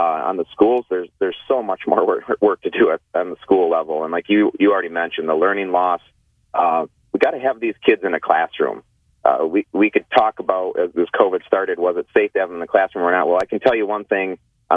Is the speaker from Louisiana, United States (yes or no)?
no; Croswell, Michigan, United States; now in Port Huron, United States; Born and raised in the Thelma, Michigan, Croswell, and been in Port Huron for about 17 years.